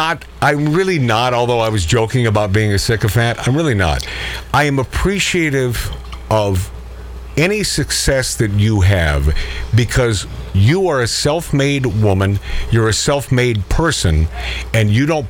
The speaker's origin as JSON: {"language": "English", "town": "Everett", "region": "Washington", "country": "United States", "said": "I'm a kid from Everett, friggin' Washington"}